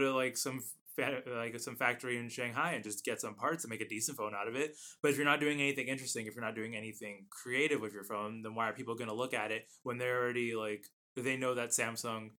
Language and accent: English; United States; I'm an American. It is Z. I speak the right English.